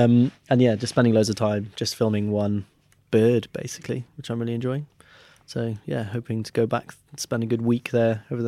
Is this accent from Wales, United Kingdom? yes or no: yes; Wales, United Kingdom; Because I'm Welsh, that's it.